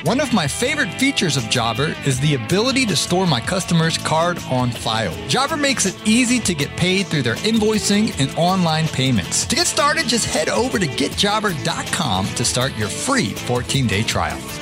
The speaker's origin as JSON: {"language": "English", "region": "Georgia", "country": "United States", "said": "I'm from Georgia"}